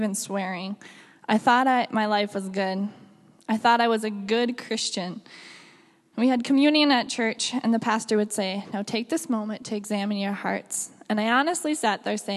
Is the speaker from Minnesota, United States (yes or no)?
yes; Lester Prairie, Minnesota, United States; I grew up in Lester Prairie in 2010